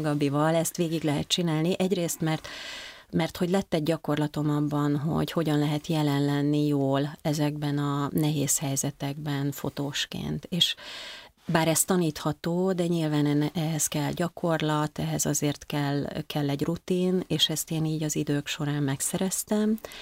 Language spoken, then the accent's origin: Hungarian; Marcali, Somogy, Hungary; now in Budapest, Hungary; Én vidéki vagyok, bár nem faluból, hanem egy nagyon kicsi városból származom. Ez nevezetesen Marcali